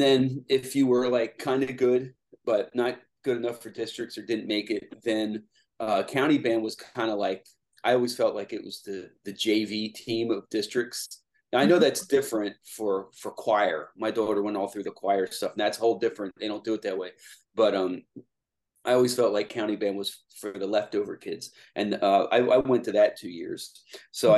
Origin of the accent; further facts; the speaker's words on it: Lancaster, Pennsylvania, United States; also born or lived in Lititz, Pennsylvania; I was born here and I grew up in Lancaster